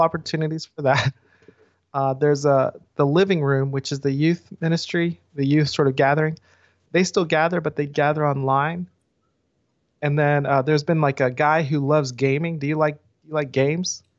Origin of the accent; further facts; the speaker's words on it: the South, United States; now in Atlanta, United States; I'm Korean American, and I've been in the South my whole life